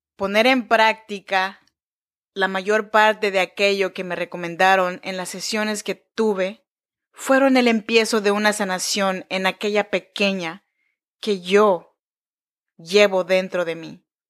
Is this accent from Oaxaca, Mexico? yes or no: yes; Chinantec region, Oaxaca, Mexico; now in Sacramento, United States; Soy nacida en Oaxaca, México, en la región de Chinantecos